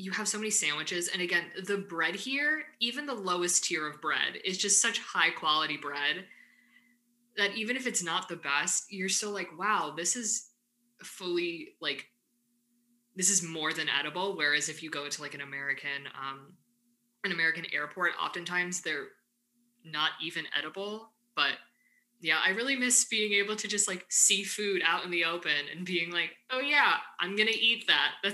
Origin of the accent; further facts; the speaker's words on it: Ann Arbor, Michigan, United States; I think especially because I come from Ann Arbor and i am very loud and proud about the fact that I'm from Ann Arbor.